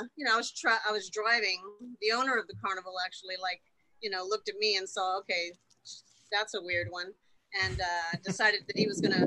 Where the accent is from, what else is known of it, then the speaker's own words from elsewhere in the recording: Winter Haven, Florida, United States; in my hometown, I grew up in Winter Haven, Florida